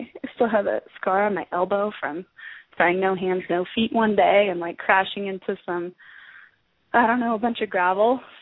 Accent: Boulder, Colorado, United States; moved away as an adult; also born or lived in Tucson, Arizona; now in Arizona, United States; I grew up in Boulder, Colorado, so, you know, cycling was very much ingrained in the culture of Boulder

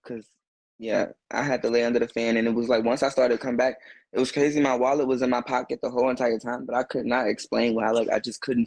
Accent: Chicago, Illinois, United States; now in Louisville, United States; born and raised in Chicago, but I have moved and, you know what I'm saying, spent years elsewhere, but Chicago is always my home

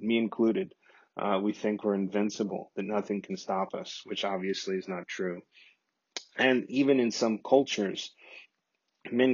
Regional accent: Corpus Christi, Texas, United States; my hometown in Corpus Christi, Texas

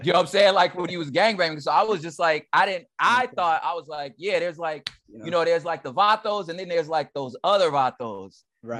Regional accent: Los Angeles, California, United States; also born or lived in San Gabriel Valley, California / Inland Empire, California; I was born in South Central LA. Okay. Uh, on the east side for those that are experts of the city. Um, mm-hmm. So I'm from the east side

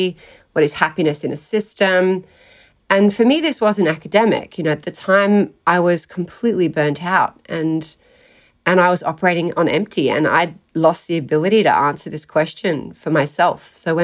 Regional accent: South Australia, Australia; I grew up in South Australia, started out in a country town.

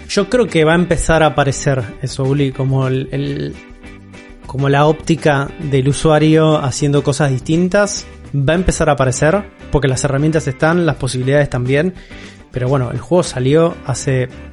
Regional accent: Argentina; nuestra realidad como sudamericanos y como argentinos

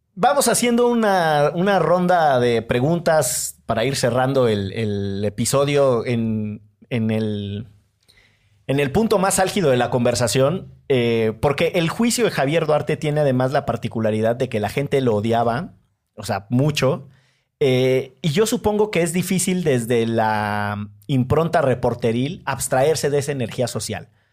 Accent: Orizaba, Veracruz, Mexico; moved away; also born or lived in Monterrey; yo soy de Orizaba y la gente de Orizaba va a estudiar al campus del Tec de Monterrey de Fortín

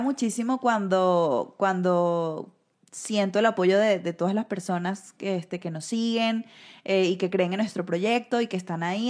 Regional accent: Venezuela; moved away; uno se siente bien siendo venezolano

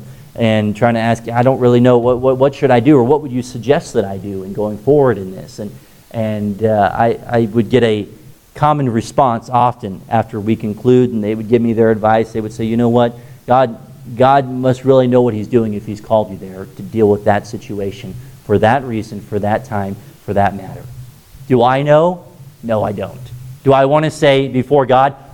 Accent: United States; my mother is from Hong Kong, and I have that part Asian in me. Boy, I don't speak a lick of Chinese. I'm about American as they get

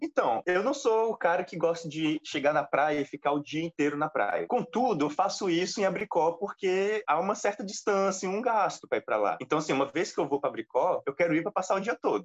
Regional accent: Brazil; eu como brasileiro

